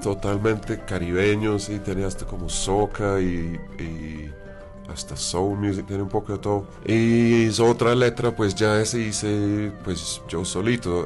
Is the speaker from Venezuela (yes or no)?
no; London, United Kingdom; Spanish is a second language; moved away; yo siendo un inglés londinense